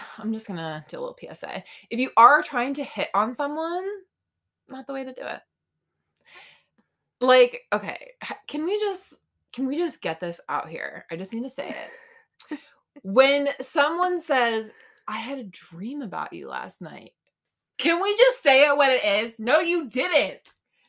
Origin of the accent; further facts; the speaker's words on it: St. Augustine, Florida, United States; moved away; I'm from St. Augustine